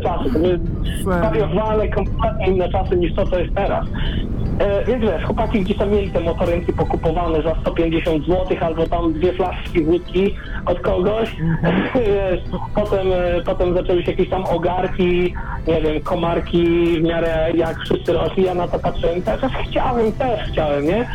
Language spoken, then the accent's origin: Polish; Poland; ja się wychowywałem na malutkiej wsi